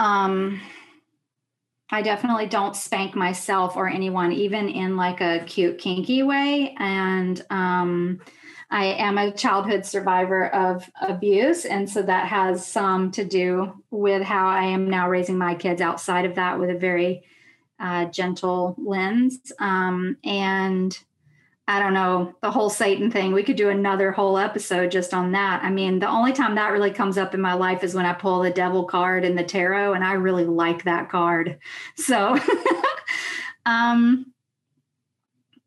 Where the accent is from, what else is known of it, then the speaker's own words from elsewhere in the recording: Jackson, Mississippi, United States; moved away as an adult; now in New York, United States; I grew up on Choctaw, Chickasaw, and Natchez territory, which is also called Jackson, Mississippi. And so I am also Southern